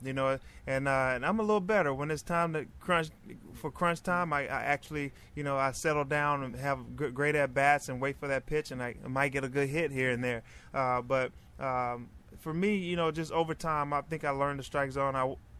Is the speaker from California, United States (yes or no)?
no; Pine Bluff, Arkansas, United States; I grew up in Pine Bluff, Arkansas.